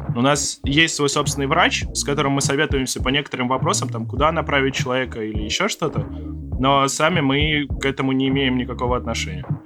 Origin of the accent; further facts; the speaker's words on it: Moscow, Russia; Мы из Москвы